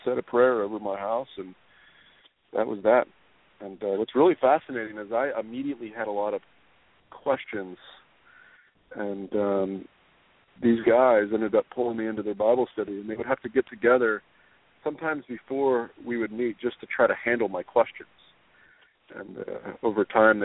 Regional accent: Southern Illinois, United States; moved away as an adult; also born or lived in Spain; I grew up in Southern Illinois and a broken family

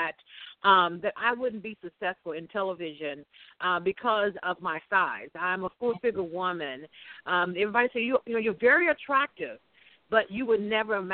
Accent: Mississippi Delta, United States; also born or lived in Chicago; I actually was born in Chicago. But I was raised in the Mississippi Delta area by my grandmother

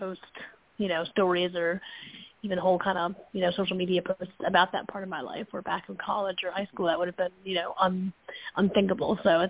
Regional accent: Fairfield, Connecticut, United States; moved away; I'm from Connecticut originally, so it definitely is like a plane ride or a full day of driving away to get back home

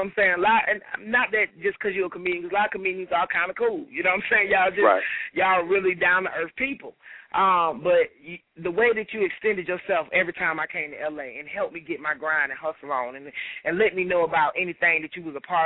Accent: Atlanta, Georgia, United States; I'm from Atlanta.

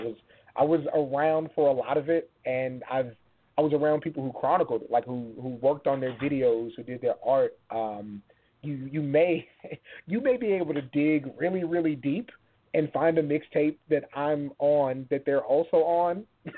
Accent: San Antonio, Texas, United States; even though I grew up in San Antonio, like that music's there

